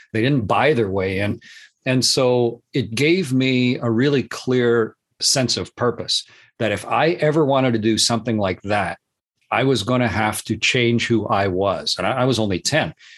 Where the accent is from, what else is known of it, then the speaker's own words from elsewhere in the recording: Canada; I'm Canadian